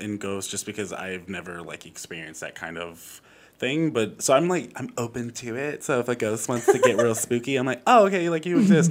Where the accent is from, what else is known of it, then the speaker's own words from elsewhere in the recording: Indiana, United States; moved away; also born or lived in Philadelphia; I am from Indiana